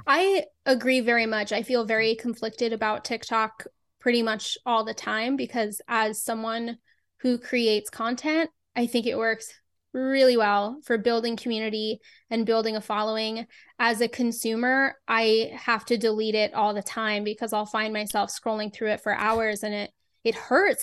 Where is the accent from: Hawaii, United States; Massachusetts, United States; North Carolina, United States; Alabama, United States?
Massachusetts, United States; Boston; I grew up in Boston